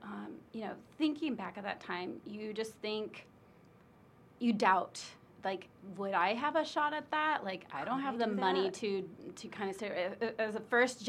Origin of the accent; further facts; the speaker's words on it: Hampton, Illinois, United States; Population, 3,000. No, I never thought as small town, Quad Cities that I would end up traveling to over 65 countries now.